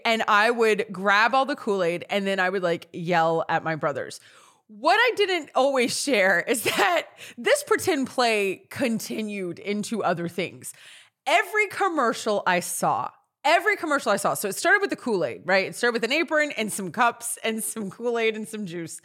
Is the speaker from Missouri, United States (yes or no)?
no; Natchitoches, Louisiana, United States; moved away; I grew up in Louisiana. We all know this, in a town called Natchitoches. It's North Louisiana.